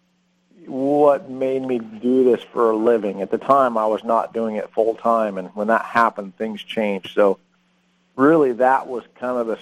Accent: Redlands, California, United States; also born or lived in Newport Beach, California; I grew up in Redlands, which is Southern California. Born and raised there.

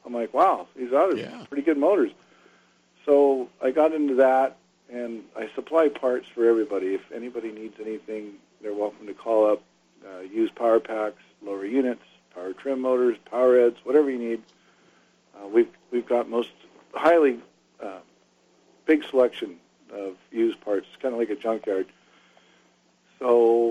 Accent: Newport Beach, California, United States; growing up in Newport Beach my whole life

